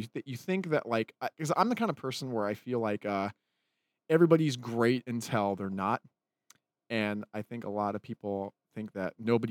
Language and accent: English; Utah, United States; that's why I tell people I'm from Utah.